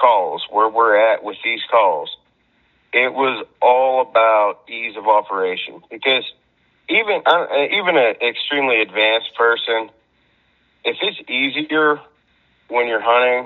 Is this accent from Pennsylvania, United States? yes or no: yes; Brookville, Pennsylvania, United States; the farm that I grew up on in Brookville, Pennsylvania